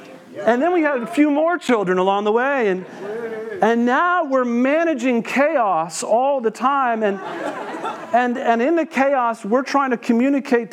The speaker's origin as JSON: {"language": "English", "region": "Western Massachusetts", "country": "United States", "tie": "born or raised there", "said": "I grew up here in Western Massachusetts"}